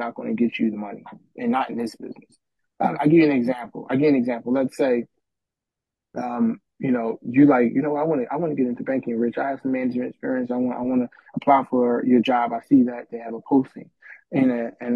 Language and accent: English; Philadelphia, Pennsylvania, United States; growing up in North Philadelphia, there was no banks in the hood.